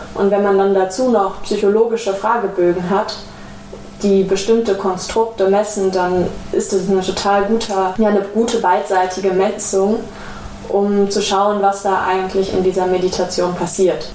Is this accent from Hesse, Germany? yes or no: no; Ruhr area, North Rhine-Westphalia, Germany; Ich bin zwar im Pott aufgewachsen